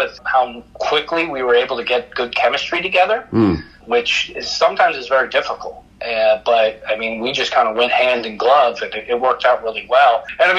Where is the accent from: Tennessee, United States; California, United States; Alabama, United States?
California, United States; Los Angeles; I grew up in Los Angeles with the three-peat Lakers.